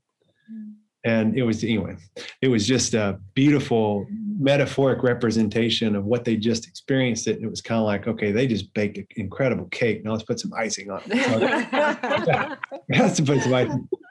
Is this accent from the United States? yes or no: yes; Tennessee, United States; I grew up here in Tennessee in a little small town